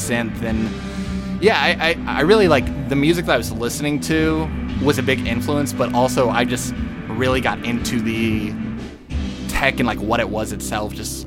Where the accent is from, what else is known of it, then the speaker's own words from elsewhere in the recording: Naperville, Illinois, United States; also born or lived in Urbana, Illinois; now in Chicago, United States; So I grew up in Naperville, and then I've been living downtown for the past like 5 years.